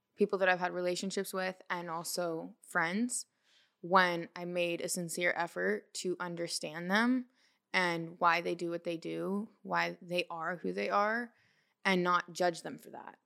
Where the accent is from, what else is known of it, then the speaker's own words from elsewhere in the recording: Portland, Oregon, United States; moved away as an adult; also born or lived in California; now in Los Angeles, United States; I'm from Portland, Oregon.